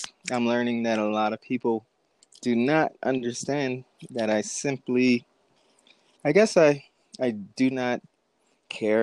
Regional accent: South Carolina, United States; moved away as an adult; now in Colorado, United States; I'm from South Carolina

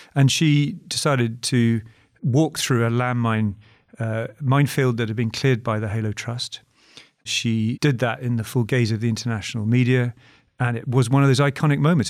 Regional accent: United Kingdom; speaking as a Brit

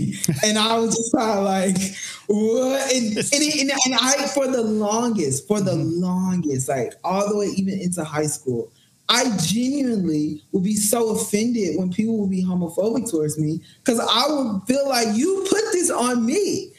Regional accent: the South, United States; So I remember I grew up in the Bible Belt, so I was part of all the church programs, all the churches

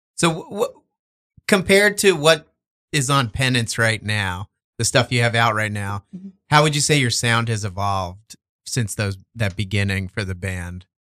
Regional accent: Verona, New Jersey, United States; I'm from Verona, like Montclair oh, area.

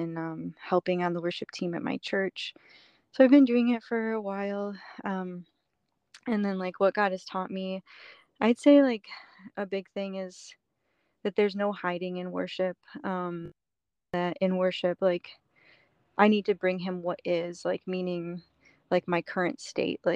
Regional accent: Chicago suburbs, Illinois, United States; moved away as an adult; also born or lived in upstate New York; I grew up in the Chicago suburbs until I was 18. And then I moved to upstate New York.

